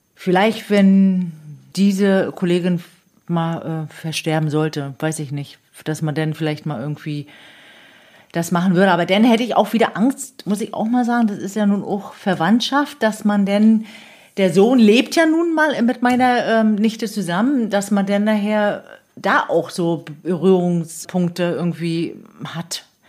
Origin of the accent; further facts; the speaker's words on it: Demmin, Mecklenburg-Vorpommern, Germany; Ich bin geboren in der Mien am neunundzwanzigsten ersten fünfundsechzig und, äh, habe auch in der Mien meine Kindheit verlebt